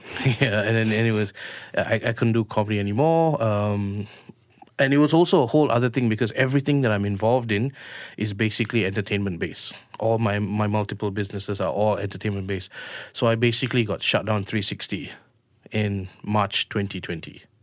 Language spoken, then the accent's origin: English; Malaysia; we're Malaysian Indians